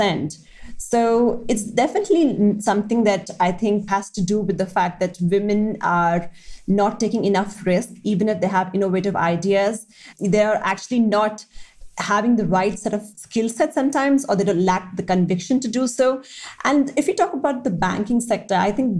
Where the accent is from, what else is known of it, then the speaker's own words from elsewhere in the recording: Delhi, India; I come from Delhi and I have seen the disparity firsthand.